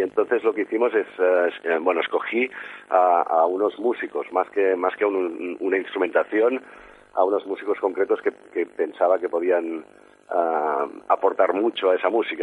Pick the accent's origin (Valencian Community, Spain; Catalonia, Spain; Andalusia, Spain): Catalonia, Spain; Sant Cugat del Vallès; de aquí, de mi pueblo, de San Cugat